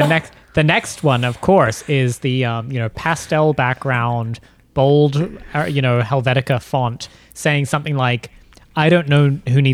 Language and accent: English; New Zealand; I'm from New Zealand